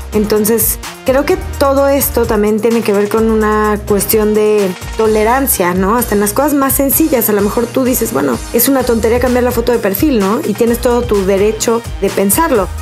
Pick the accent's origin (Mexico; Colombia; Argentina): Mexico; Nosotros como ciudadanos mexicanos